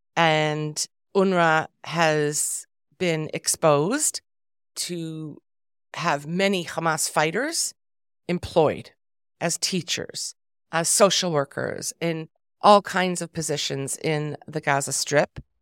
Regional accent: Canada; I'm Canadian

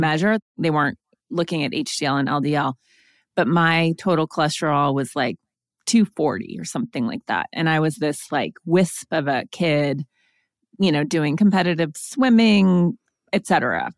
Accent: Montana, United States; also born or lived in East Coast; now in Los Angeles, United States; I am from Montana, and I spent most of my formative years very much in nature

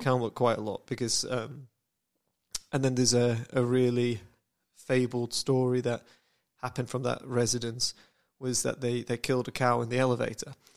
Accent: United Kingdom; I'm British

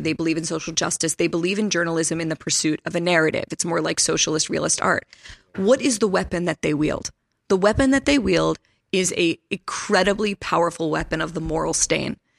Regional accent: Pittsburgh, Pennsylvania, United States; I'm from Pittsburgh

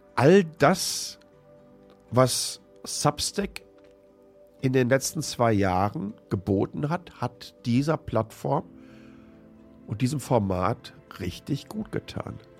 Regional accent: Germany; moved away; meine Freundinnen und Mitbürgerinnen, die ich zum Teil seit dem Kindergarten kenne

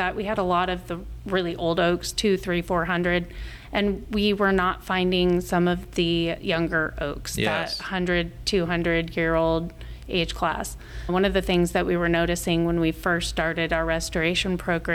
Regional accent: Front Range of Colorado, United States; moved away as an adult; now in Omaha, United States; I grew up in the Front Range of Colorado

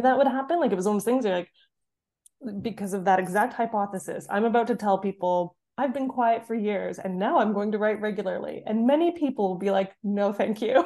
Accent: Canada; moved away as an adult; now in North East England, United Kingdom; I'm from Canada. I'm now living in the Northeast, England

